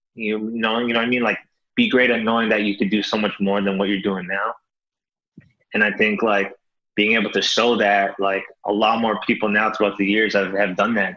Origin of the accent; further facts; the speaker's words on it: Toronto, Ontario, Canada; moved away as an adult; now in Los Angeles, United States; born and raised in Toronto, Canada.